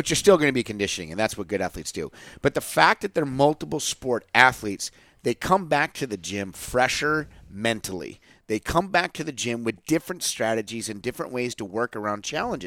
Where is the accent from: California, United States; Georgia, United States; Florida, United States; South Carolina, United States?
California, United States; Southern; I grew up in Southern California